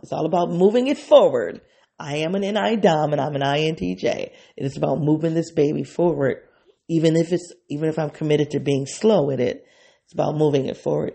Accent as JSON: {"language": "English", "country": "United States", "said": "I'm an African American woman."}